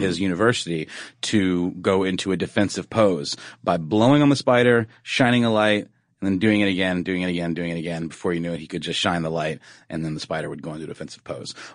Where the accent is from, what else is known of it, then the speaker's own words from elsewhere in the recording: Augusta, Georgia, United States; my hometown of Augusta, Georgia